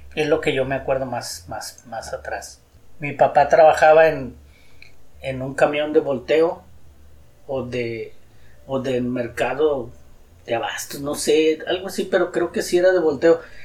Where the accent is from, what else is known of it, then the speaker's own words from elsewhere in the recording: Guadalupe, Nuevo León, Mexico; Nací en Guadalupe, Nuevo León, en una colonia